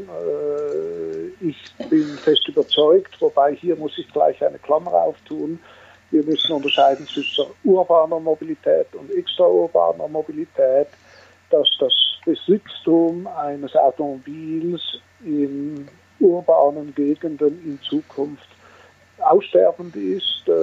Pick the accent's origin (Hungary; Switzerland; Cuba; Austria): Switzerland; Wie man hört, bin ich Schweizer und Gründer, äh, CEO, sprich Geschäftsführer auf gut Deutsch, der Rinspeed AG seit 42 Jahren.